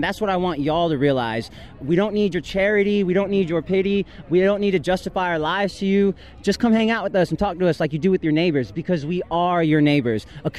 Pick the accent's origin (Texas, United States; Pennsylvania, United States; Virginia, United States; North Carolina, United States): Virginia, United States; moved away as an adult; now in California, United States